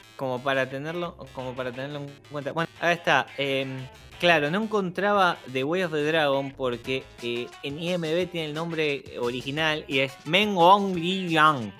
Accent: Argentina; nosotros que somos argentinos

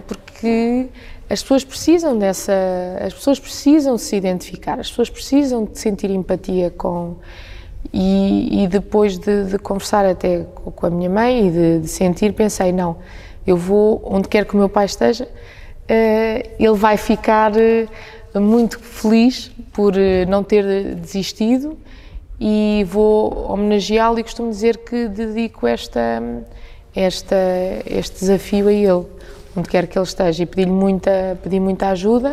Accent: Centro, Portugal; also born or lived in Coimbra; foi verdadeiramente a cidade onde eu nasci, depois vim viver para Agda eh, com os meus pais

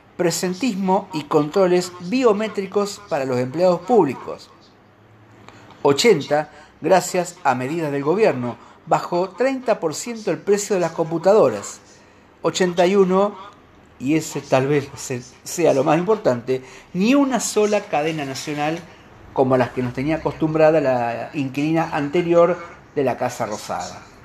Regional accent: Argentina; como muchos argentinos

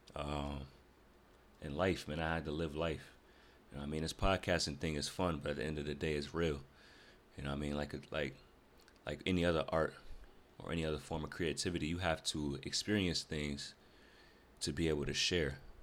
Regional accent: Rochester, New York, United States; moved away as an adult; now in Greensboro, United States; I'm originally from North, or Rochester, New York

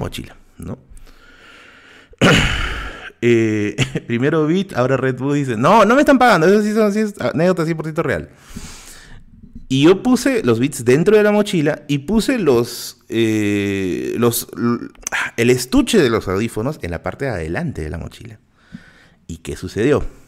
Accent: Lima, Peru; yo no paso como limeño

